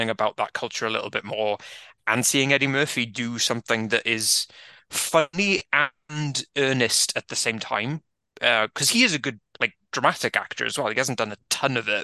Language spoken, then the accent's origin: English; Welsh, Wales, United Kingdom; as a Welsh white fan of hip-hop